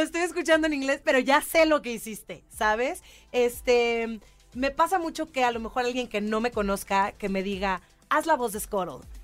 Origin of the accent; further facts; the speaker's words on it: Monterrey, Nuevo León, Mexico; moved away; yo, yo nací en Monterrey